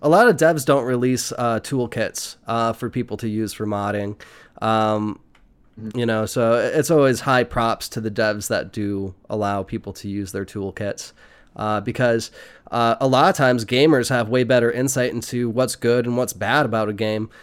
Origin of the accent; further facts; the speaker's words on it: United States; I was born in America